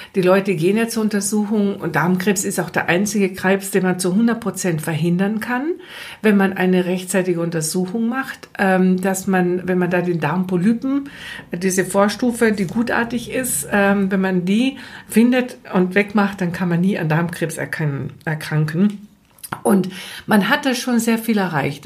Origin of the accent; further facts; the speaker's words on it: Austria; accent: Austrian; moved away as an adult; now in Germany; Ich, ich bin ja Österreicherin, das hört man zwischen so ein bisschen